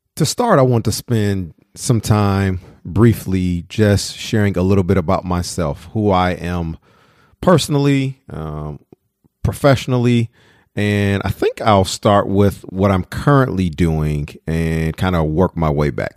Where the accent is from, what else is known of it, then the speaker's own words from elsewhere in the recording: Detroit, Michigan, United States; moved away; also born or lived in Madison, Wisconsin; I was a child growing up in Detroit